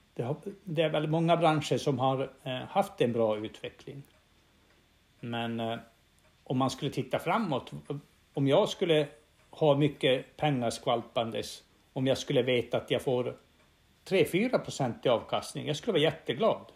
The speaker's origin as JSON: {"language": "Swedish", "region": "Norrbotten County", "country": "Sweden", "said": "jag kommer från Norrbotten och vi har haft gruvbrytning här i mer än hundra år"}